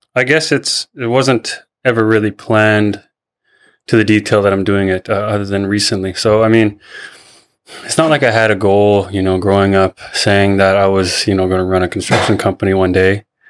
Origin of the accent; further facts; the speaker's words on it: Seabird Island, British Columbia, Canada; also born or lived in Chilliwack, British Columbia; I'm from Seabird Island. Uh, grew up there.